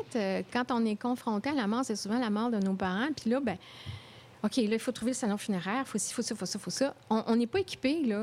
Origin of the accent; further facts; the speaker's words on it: Quebec City, Quebec, Canada; moved away; also born or lived in Paris; c'est ma ville natale